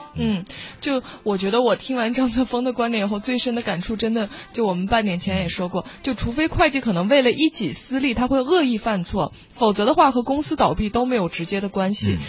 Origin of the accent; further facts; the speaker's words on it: China; 我们中国人